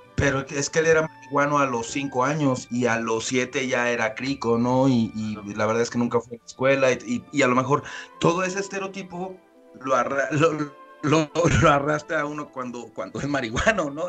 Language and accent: Spanish; Mexico City, Mexico; moved away; yo nací en el DF propiamente